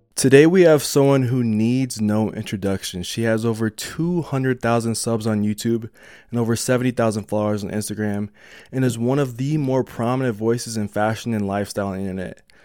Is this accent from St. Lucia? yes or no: no; Denver, Colorado, United States; I'm from Denver